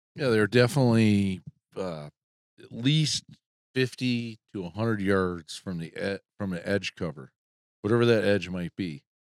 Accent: Midwest, United States; We're from the Midwest

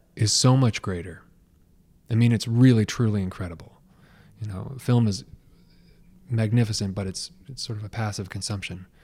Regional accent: Portland, Oregon, United States; also born or lived in Los Angeles / St. Petersburg, Florida; now in Detroit, United States; I'm originally from the Pacific Northwest in the Portland, Oregon area

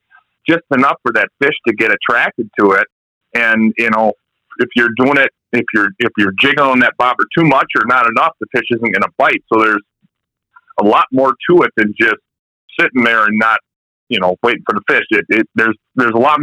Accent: La Crosse, Wisconsin, United States; I grew up in La Crosse, Wisconsin

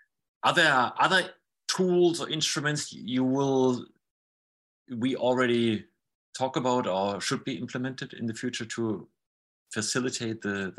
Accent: Germany; we are from Germany, we are in Germany.

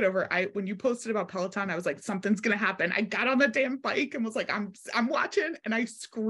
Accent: Philadelphia, Pennsylvania, United States; I'm from Philly

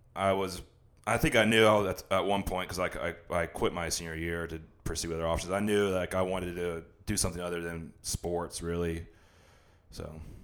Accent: The Woodlands, Texas, United States; also born or lived in DeSoto, Texas / Dallas, Texas; I'm from the, from Dallas. I lived in DeSoto till I was six, and my dad's job transferred him to Houston. That's when we moved to the Woodlands

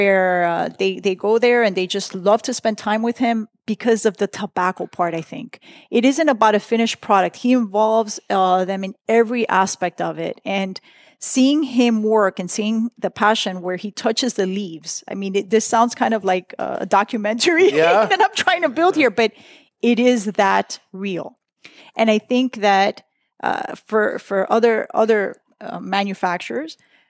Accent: United States; I was born in the United States

